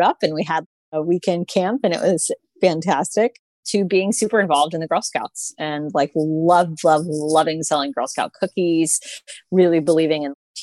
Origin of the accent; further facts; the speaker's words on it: Houston, Texas, United States; I was born and raised in Houston, Texas